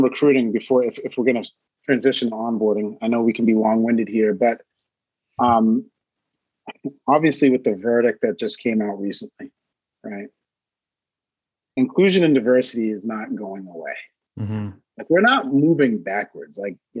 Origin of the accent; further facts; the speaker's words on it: Maine, United States; I'm originally from Maine. Maine is the whitest state in the country.